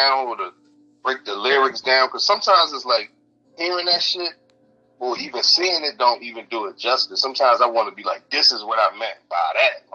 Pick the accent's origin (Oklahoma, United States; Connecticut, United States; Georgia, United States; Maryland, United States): Maryland, United States; Baltimore; moved away as an adult; now in Las Vegas, United States; I'm from Baltimore. I live in Vegas, man. I grew up in Baltimore my whole life.